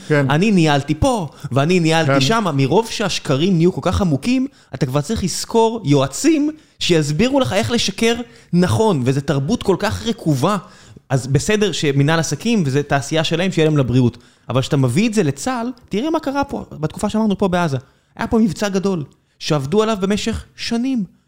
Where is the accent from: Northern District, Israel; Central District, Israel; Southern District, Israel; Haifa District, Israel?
Southern District, Israel; אני מכיר את האזור הזה, אני דרומי